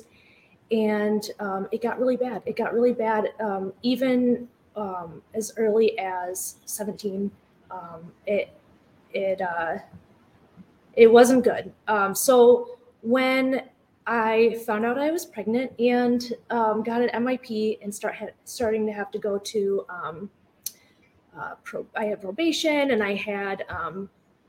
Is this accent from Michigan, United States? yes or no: yes; East Lansing, Michigan, United States; also born or lived in DeWitt, Michigan; I grew up right here in the Lansing area. I predominantly grew up in East Lansing